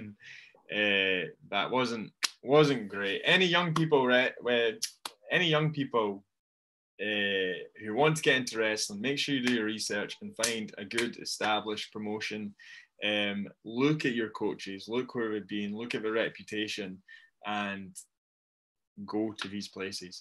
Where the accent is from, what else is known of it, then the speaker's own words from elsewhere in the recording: Dunfermline, Scotland, United Kingdom; I'm from Dunfermline